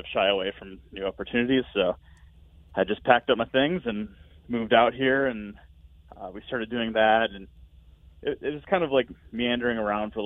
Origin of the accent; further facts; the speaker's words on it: Rockford, Illinois, United States; we're both from Rockford